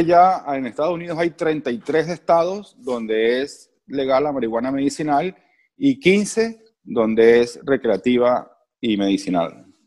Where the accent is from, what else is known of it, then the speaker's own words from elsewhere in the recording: Venezuela; Soy venezolano